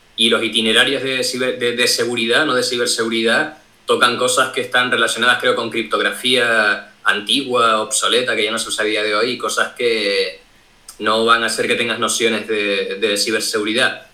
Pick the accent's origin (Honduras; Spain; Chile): Spain; Tenerife, Canary Islands; Yo soy de Tenerife